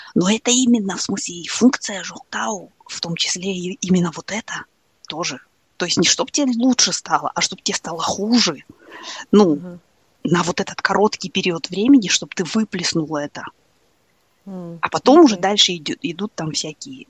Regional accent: Kazakhstan; мы асфальтовые казахи

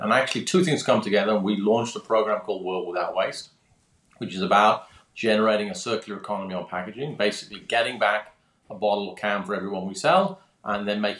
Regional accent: London, United Kingdom; I'm obviously from my accent, or perhaps not quite as obviously, I'm British, born in London, born in the UK. I grew up there, and eventually, because I was good at sciences, I actually ended up doing electronic engineering at university

